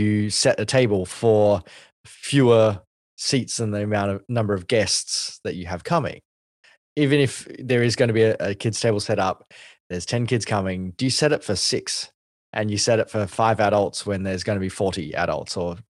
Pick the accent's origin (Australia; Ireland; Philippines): Australia; as an Asian Australian